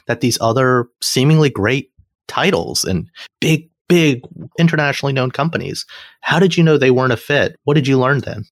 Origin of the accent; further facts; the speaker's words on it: Alabama, United States; moved away; also born or lived in Cincinnati / New York City; I'm a kid from Alabama, right? Who moving to Cincinnati was the big city for me